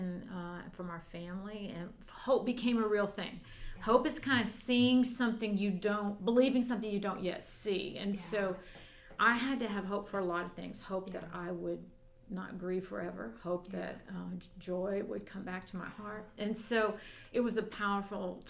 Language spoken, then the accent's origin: English; Missouri, United States; moved away as an adult; also born or lived in Texas / Colorado; I was raised in Missouri